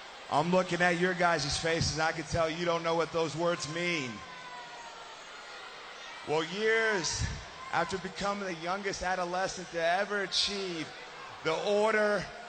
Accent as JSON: {"language": "English", "town": "Perry", "region": "Oklahoma", "country": "United States", "tie": "born or raised there", "said": "I am from Perry, Oklahoma. My third state wrestling championship. You know, growing up in Perry, Oklahoma, it was almost like greatness was my neighbor and success was my best friend."}